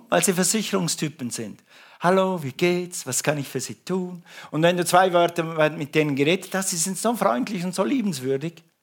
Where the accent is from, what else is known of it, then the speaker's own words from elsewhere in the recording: Ukraine; Und nach zwei Sätzen war klar, wir sind Ukrainer und keine Russen.